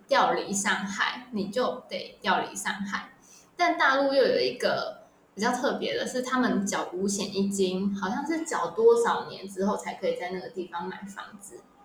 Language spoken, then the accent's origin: Chinese; Taiwan; moved away as an adult; also born or lived in mainland China; 我们台湾人